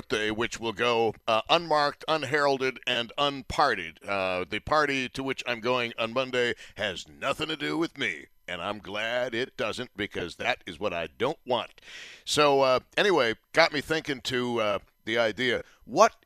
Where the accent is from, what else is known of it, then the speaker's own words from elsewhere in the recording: Buffalo, New York, United States; also born or lived in Tampa / St. Louis; I am thrilled to be doing talk radio in my hometown at the preeminent news talk radio station in the market, and for having done it for so long.